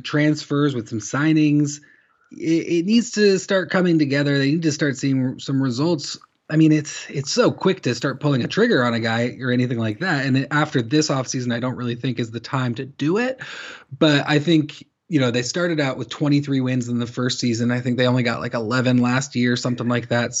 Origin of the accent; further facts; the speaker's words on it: Corvallis, Oregon, United States; I'm from Corvallis